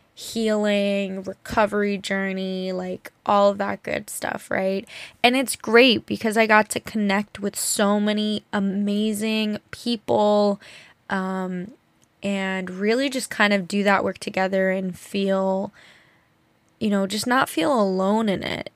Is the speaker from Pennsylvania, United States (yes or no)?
no; New Jersey, United States; we grew up in New Jersey, like, in a nice area